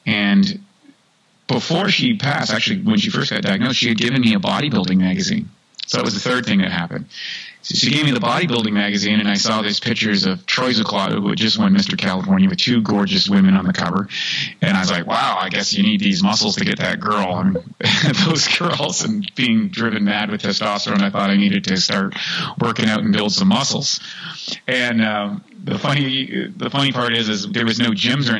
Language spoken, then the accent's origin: English; Canada; I grew up in Canada